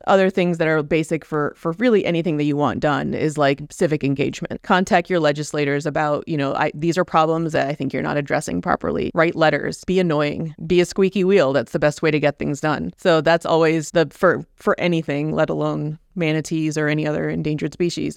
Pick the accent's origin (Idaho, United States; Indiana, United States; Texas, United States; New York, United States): Indiana, United States; now in Key Biscayne, United States; I grew up in Indiana